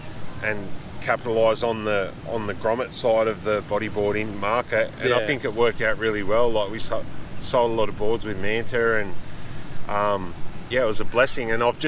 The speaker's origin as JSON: {"language": "English", "region": "Hawaii", "country": "United States", "tie": "born or raised there", "said": "I grew up in Hawaii in a little way. Like, I'd spend a little bit of time on the North Shore of Oahu."}